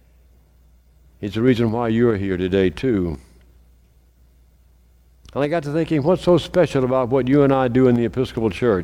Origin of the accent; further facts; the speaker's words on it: Meridian, Mississippi, United States; when I was growing up in St. Paul's in Meridian, we had communion